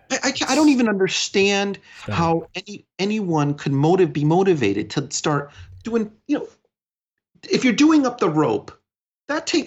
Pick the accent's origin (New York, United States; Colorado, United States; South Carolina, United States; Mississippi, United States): New York, United States; but as a New Yorker and as someone who spent time working with all with various communities